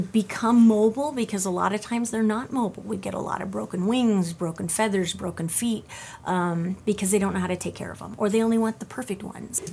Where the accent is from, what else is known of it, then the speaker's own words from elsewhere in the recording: California, United States; moved away; originally I'm from California